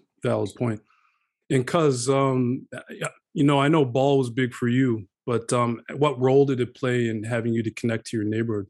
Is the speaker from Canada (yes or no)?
yes; Halifax, Nova Scotia, Canada; me, you and I growing up in the North End